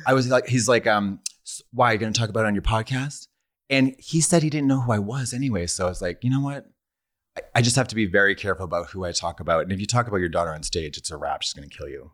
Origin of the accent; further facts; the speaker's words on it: Boston, Massachusetts, United States; moved away as an adult; now in Los Angeles, United States; I'm from Boston, and I've lived here for about seven years